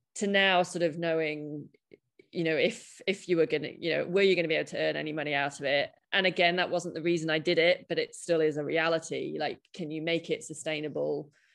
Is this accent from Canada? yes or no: no; United Kingdom; I'm a British cynic